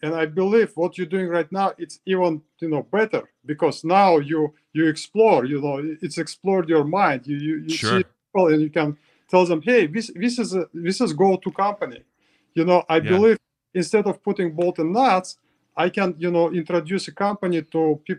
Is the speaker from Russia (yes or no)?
yes; Russia; English is a second language; you know, I came from Russia, I just give up. You know, when I was in Russia, I just give up